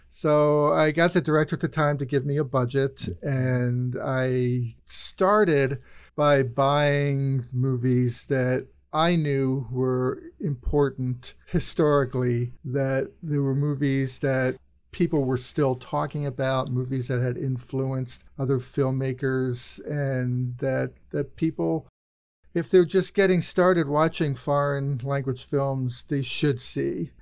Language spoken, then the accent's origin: English; Birmingham, United States; I grew up in Birmingham, and I was a teenager there in the seventies